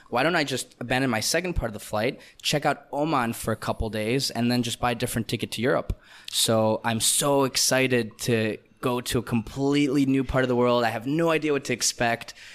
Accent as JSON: {"language": "English", "country": "Canada", "tie": "born or raised there", "also_born_or_lived": "Israel", "first_language": "Russian", "second_language": "English", "moved": "yes", "said": "Born in Israel, raised in Canada"}